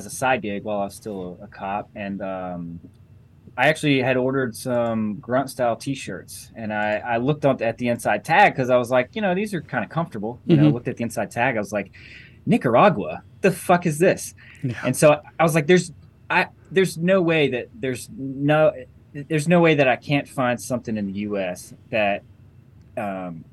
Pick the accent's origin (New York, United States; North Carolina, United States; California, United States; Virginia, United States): North Carolina, United States; Western; I grew up in Western North Carolina.